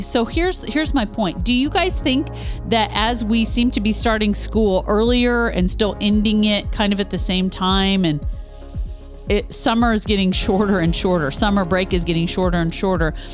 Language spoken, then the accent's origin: English; Northeast Kansas, United States; I grew up in Northeast Kansas